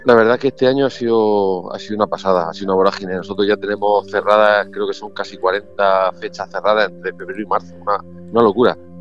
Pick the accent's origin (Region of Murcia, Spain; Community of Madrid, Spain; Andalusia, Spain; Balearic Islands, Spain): Region of Murcia, Spain; nosotros somos una chirigota de Murcia